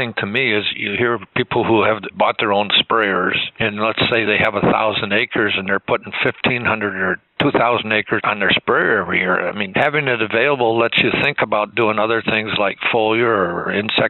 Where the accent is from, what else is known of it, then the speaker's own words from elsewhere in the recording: Michigan, United States; when I was growing up in Michigan, we were seeding cover crops in the late 40s and early 50s.